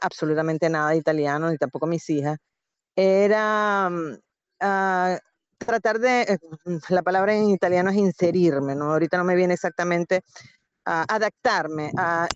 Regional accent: Venezuela; moved away as an adult; now in Italy; soy venezolano

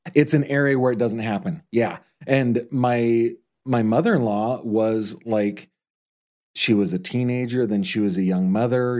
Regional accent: Orangevale, California, United States; I grew up in Orangevale, but I could spit on Citrus Heights from my

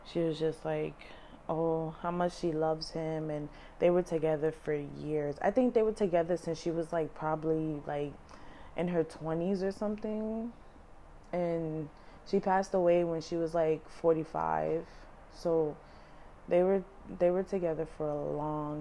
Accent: New York City, New York, United States; Once we moved from Mashula Parkway, we moved to St. Lawrence in the Bronx

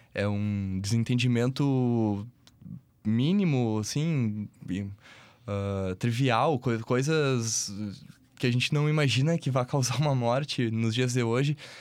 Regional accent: Santiago, Rio Grande do Sul, Brazil; Santiago que foi a, ah, o lugar onde eu, eu, passei boa parte da minha infância aqui no Rio Grande do Sul

